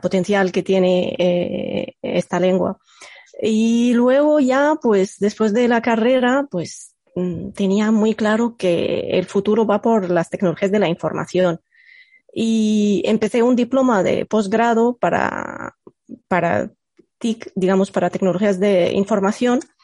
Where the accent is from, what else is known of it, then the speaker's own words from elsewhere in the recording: Egypt; first language Arabic; Spanish is a second language; moved away; yo soy eh, nativa de Egipto y mi lengua materna es el árabe